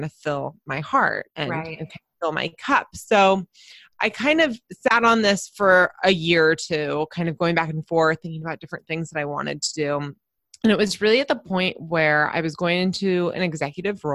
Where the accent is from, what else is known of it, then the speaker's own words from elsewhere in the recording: San Diego, California, United States; I live in San Diego, California, and I'm actually from San Diego. So there's not many of us that are full on natives.